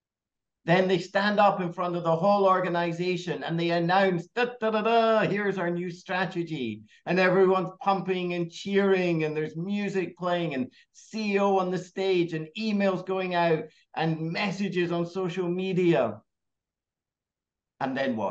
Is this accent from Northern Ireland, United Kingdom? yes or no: no; Scotland, United Kingdom; moved away as an adult; also born or lived in United States / Australia / Hong Kong; now in Singapore; I grew up in Scotland